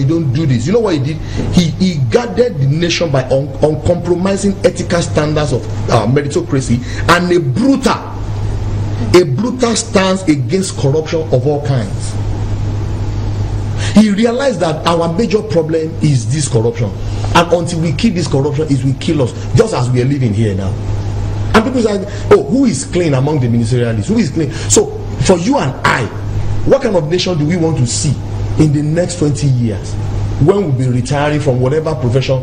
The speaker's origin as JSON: {"language": "English", "country": "Nigeria", "also_born_or_lived": "South Africa", "said": "as a Nigerian, as a foreigner"}